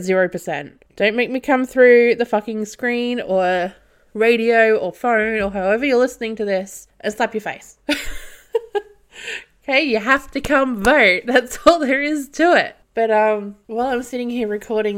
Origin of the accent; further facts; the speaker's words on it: Australia; I'm Australian